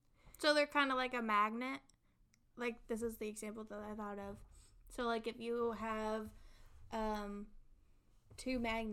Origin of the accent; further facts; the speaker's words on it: Indianapolis, Indiana, United States; also born or lived in Carmel, Indiana; I grew up in Marion County, so I grew up going to IMCPL.